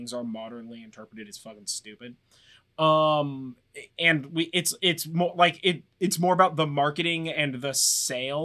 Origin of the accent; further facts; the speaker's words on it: United States; as an American